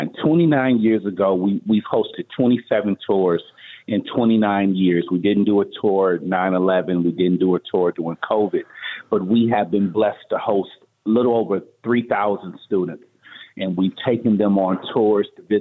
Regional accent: Pontiac, Michigan, United States; moved away as an adult; now in Las Vegas, United States; I'm originally from Michigan, Pontiac, Michigan

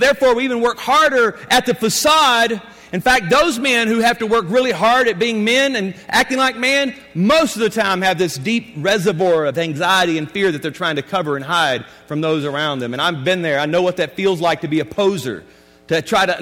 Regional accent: Louisiana, United States; I was born and raised in Louisiana

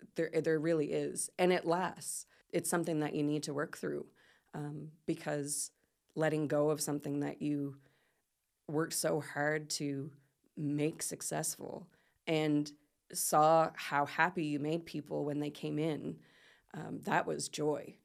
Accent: Port Maitland, Canada; moved away as an adult; also born or lived in South Korea / Philippines; I'm from I'm from uh, Port Maitland originally, mm-hmm. and so I moved back to my hometown

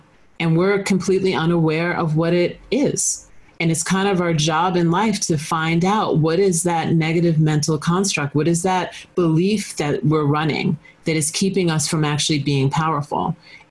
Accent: Long Island, New York, United States; Long Island. Yeah.

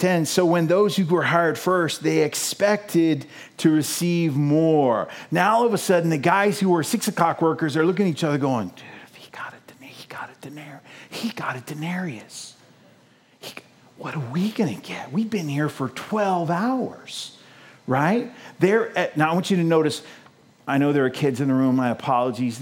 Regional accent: United States; us as American Christians

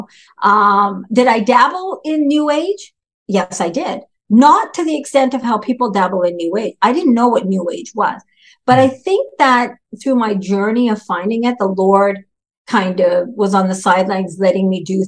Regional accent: Vancouver, British Columbia, Canada; also born or lived in Duncan, British Columbia; I'm actually from Canada, Vancouver, British Columbia, born in a little town called Duncan, British Columbia

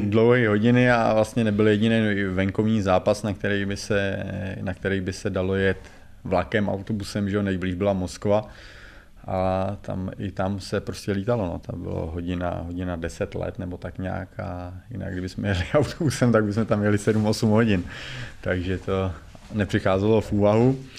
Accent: Czechia; moved away as an adult; also born or lived in Russia / Slovakia; já jsem asi Čech

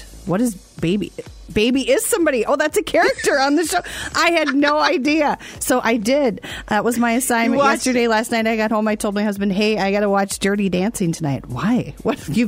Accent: Minnesota, United States; I'm from Minnesota

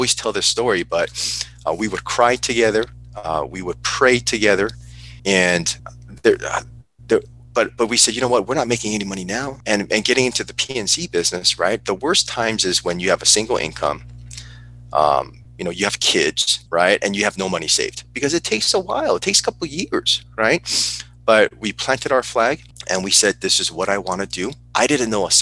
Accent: Burbank, California, United States; also born or lived in South Korea; I grew up in Burbank, California

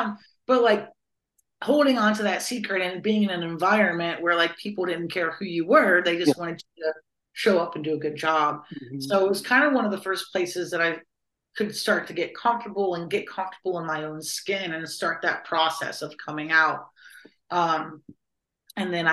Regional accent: Columbus, Ohio, United States; moved away as an adult; now in Los Angeles, United States; I was born and raised in Columbus, Ohio, and now I live in Los Angeles, California.

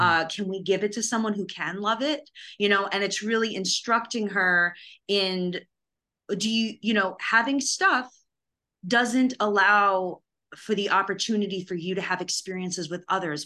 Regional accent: New York, United States; also born or lived in Los Angeles; now in Nashville, United States; I'm from New York

